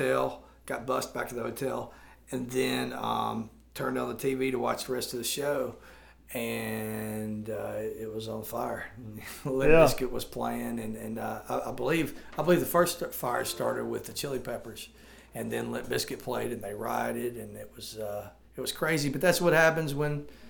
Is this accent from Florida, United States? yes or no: no; Jackson, Tennessee, United States; growing up in Jackson, Tennessee